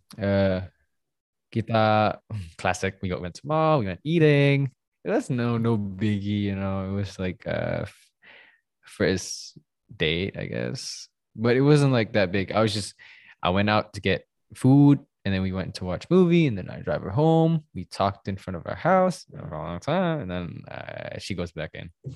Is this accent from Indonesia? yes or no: yes; Surabaya, East Java, Indonesia; I am from Surabaya